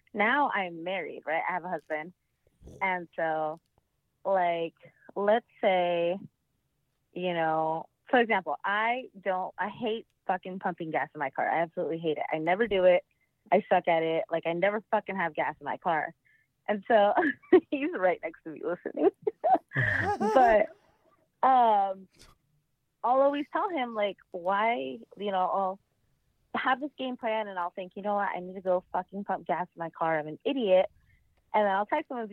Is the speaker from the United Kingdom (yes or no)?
no; Nebraska, United States; I am from Nebraska.